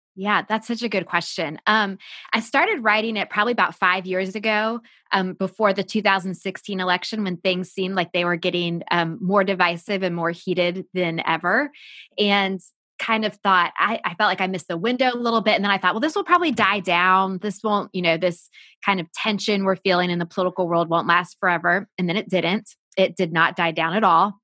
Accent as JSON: {"language": "English", "country": "United States", "tie": "born or raised there", "said": "I grew up just outside Washington, D C."}